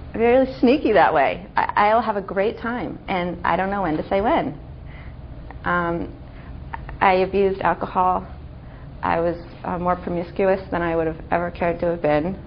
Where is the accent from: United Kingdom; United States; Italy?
United States; Santa Monica, California; I grew up in Los Angeles. I grew up in Santa Monica